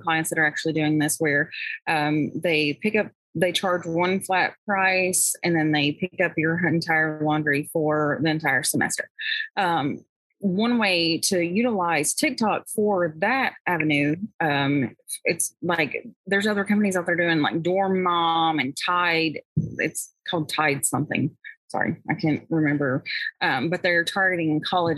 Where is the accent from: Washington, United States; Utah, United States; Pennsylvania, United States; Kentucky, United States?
Kentucky, United States; I'm from Kentucky